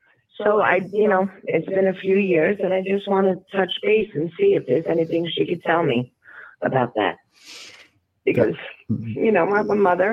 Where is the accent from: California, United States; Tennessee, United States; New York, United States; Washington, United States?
New York, United States; Long Island, Nassau County; now in Florida, United States; I'm from Long Island. Long Island, Nassau County, but I now live in Florida.